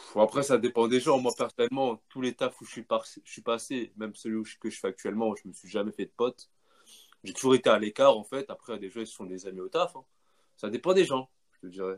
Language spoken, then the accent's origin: French; France; je suis né ici, j'ai vécu toute ma vie ici, l'éducation, je l'ai fait, je faite ici, la langue, euh, voilà quoi, je me sens français